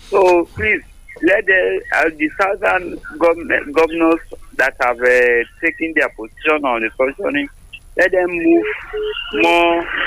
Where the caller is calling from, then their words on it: Lambeth, London, United Kingdom; I'm calling from Lambeth.